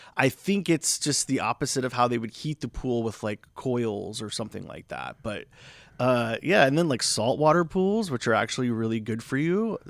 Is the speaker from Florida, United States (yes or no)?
yes; Florida, United States; now in Palm Springs, United States; I'm originally from Florida